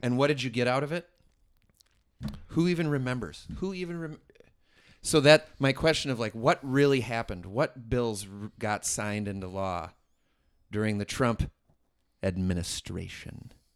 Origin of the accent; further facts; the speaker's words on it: Merrimack, New Hampshire, United States; I'm from Merrimack